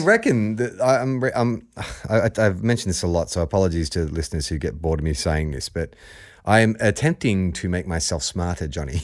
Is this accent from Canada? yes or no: no; Australia; We're not from Aussie, we are Aussie